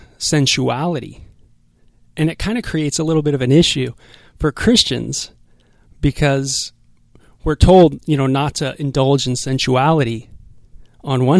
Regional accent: Los Angeles, California, United States; I'm from North Hollywood

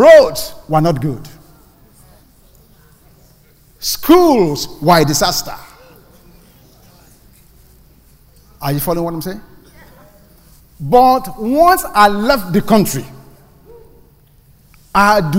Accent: Nigeria; also born or lived in Ibadan, Nigeria / Lagos, Nigeria; now in United States; I was born in Nigeria. I lived in the city called Ibadan. And then I was upgraded and moved to Lagos. I came to the United States from Lagos

